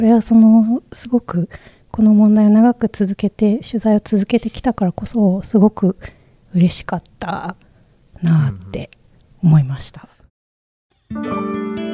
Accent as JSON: {"language": "Japanese", "region": "Okayama", "country": "Japan", "tie": "born or raised there", "also_born_or_lived": "Nagoya", "moved": "yes", "said": "生まれが岡山県で岡山、ねあの結構やっぱり自分の生まれ育った地域"}